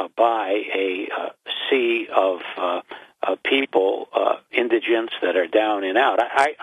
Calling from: Binghamton, New York, United States; I'm …, and I'm in Binghamton, but I'm facing west.

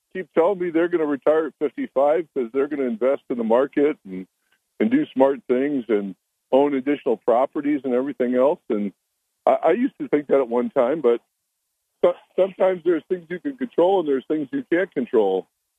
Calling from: Endicott, New York, United States; Yeah, … from Endicott.

